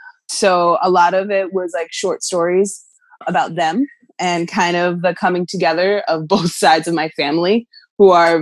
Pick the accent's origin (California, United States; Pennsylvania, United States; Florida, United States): Pennsylvania, United States; Lancaster County.